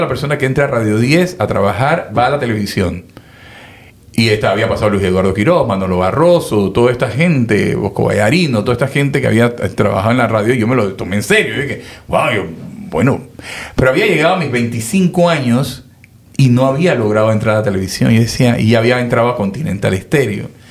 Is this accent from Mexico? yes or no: no; Panama; yo soy panameño